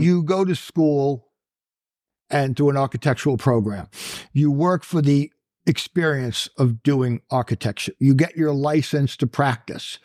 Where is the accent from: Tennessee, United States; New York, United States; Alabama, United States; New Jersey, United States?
New York, United States; Long Island; Born and raised on Long Island.